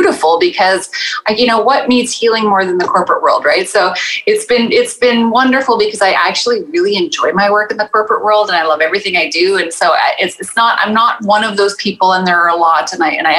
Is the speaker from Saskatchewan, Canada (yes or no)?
yes; Saskatchewan, Canada; also born or lived in Toronto area; now in Toronto, Canada; I am living currently in the Toronto area, born and raised in Saskatchewan